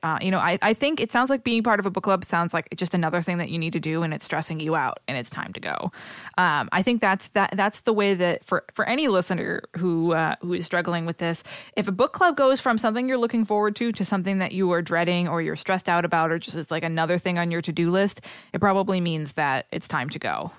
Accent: Boston, Massachusetts, United States; accent: Boston; my Boston accent

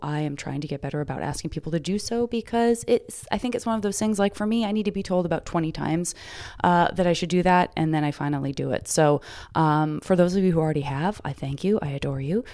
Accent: the West, United States; now in Los Angeles, United States; growing up in the West

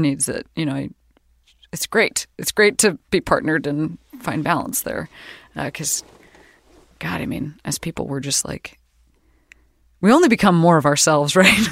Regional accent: Midwest, United States; We're both from the Midwest

